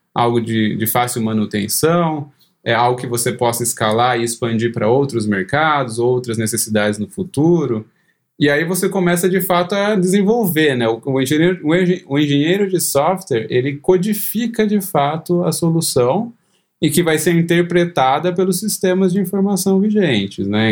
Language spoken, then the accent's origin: Portuguese; Cosmópolis, São Paulo, Brazil; moved away as an adult; also born or lived in Campinas; now in Chicago, United States; eu nasci em Campinas, mas sempre morei em Cosmópolis, cidade do interior de São Paulo